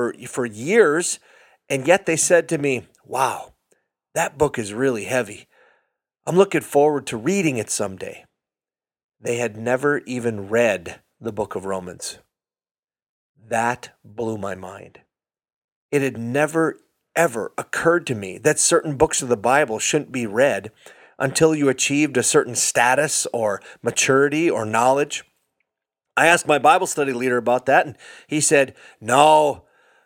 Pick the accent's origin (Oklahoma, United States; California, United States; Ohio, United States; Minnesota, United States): Minnesota, United States; Hibbing; I'm from Hibbing, Minnesota. I'm an old Iron Ranger